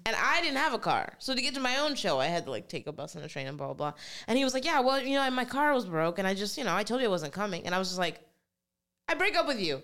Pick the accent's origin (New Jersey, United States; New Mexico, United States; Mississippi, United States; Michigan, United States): New Jersey, United States; I was born in New Jersey